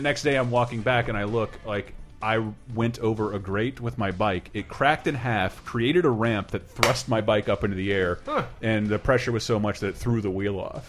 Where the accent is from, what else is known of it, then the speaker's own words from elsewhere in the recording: Tallahassee, Florida, United States; moved away; I'm from Florida.